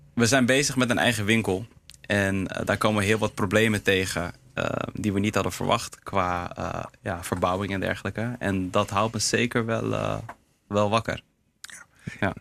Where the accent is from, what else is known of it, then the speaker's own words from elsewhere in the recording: Heemskerk, North Holland, Netherlands; Surinaamse jongen, in Nederland geboren, opgegroeid in Heemskerk.